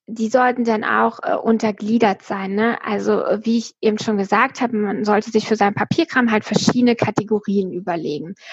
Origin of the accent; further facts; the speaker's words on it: East Germany, Germany; also ich bin ja in der DDR groß geworden und dann 89 ist ja die Mauer gefallen